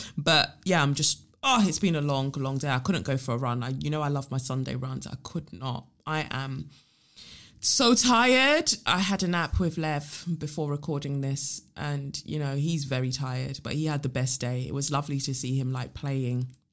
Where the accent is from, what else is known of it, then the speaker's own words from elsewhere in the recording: London, United Kingdom; growing up in South, we've just got a spec, like, a specific type of humor